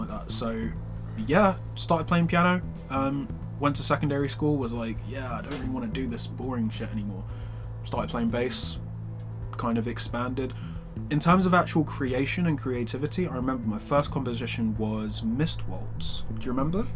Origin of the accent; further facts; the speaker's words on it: London, United Kingdom; I grew up in North London, um, Edmonton